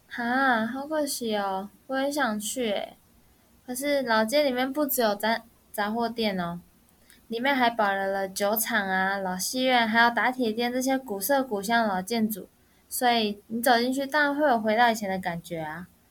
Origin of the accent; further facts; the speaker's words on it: Neipu, Pingtung County, Taiwan; 我家乡在屏东的内埔